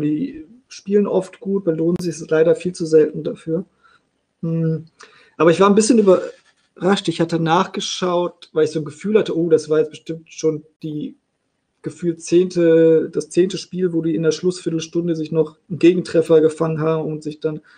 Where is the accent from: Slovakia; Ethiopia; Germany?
Germany; the North, Northern Germany; Ich komme ja aus dem Norden. Da war Bremen immer so der nächste Bundesliga-Verein